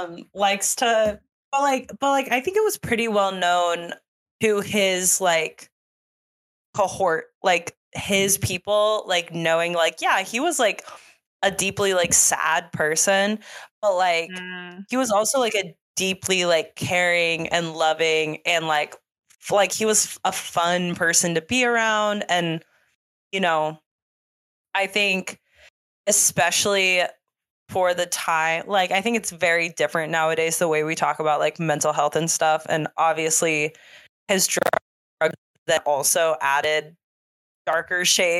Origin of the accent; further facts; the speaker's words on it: Nashville, Tennessee, United States; like I love that I am from Nashville, live in Nashville, we're Nashville, Nashville people, Nashville, Nashville